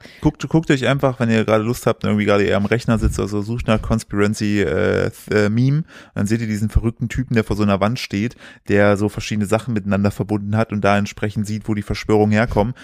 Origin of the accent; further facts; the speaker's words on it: Sauerland, North Rhine-Westphalia, Germany; wir kommen aus dem Sauerland, da sind ja auch alle äh, erzkatholisch